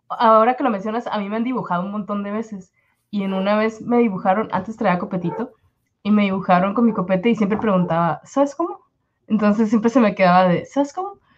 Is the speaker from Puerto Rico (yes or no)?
no; Tijuana, Baja California, Mexico; somos tijuanenses.